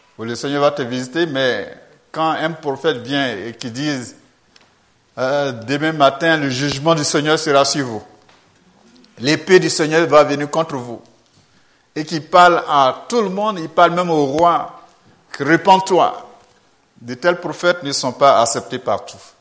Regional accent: Côte d’Ivoire; Je viens de la Côte d'Ivoire.

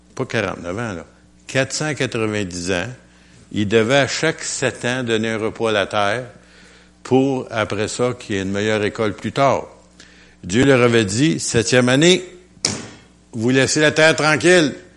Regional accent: Quebec, Canada; je suis québécois

